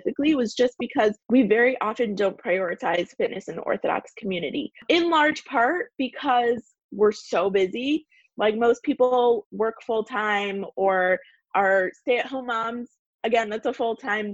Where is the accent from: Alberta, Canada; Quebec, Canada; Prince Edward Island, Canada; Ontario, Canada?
Ontario, Canada; Toronto; moved away as an adult; also born or lived in California; I was moving from Toronto, where I'm from originally, to California.